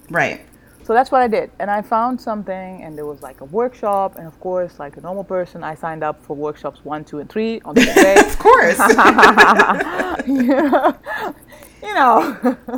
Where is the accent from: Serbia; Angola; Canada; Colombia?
Angola; born there; also born or lived in Netherlands; I was born in Angola, in Southwest Africa. I like to call myself a citizen of the world because I have lived in many, many places, including the United States.